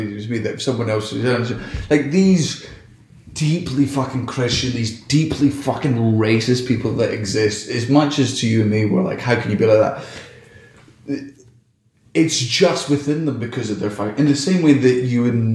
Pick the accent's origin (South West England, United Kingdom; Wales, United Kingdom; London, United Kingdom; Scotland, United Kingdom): Scotland, United Kingdom; as a Scottish person